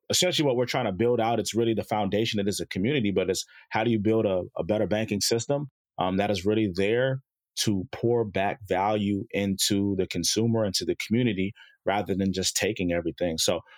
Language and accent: English; Chicago, Illinois, United States; born there; moved away; also born or lived in South Jersey, United States; I was born in Chicago, moved out to South Jersey.